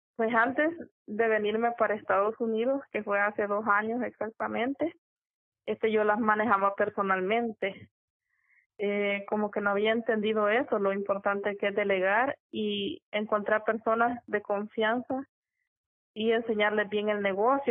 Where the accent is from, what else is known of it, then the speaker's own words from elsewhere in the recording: El Salvador; la ciudad de donde yo soy originaria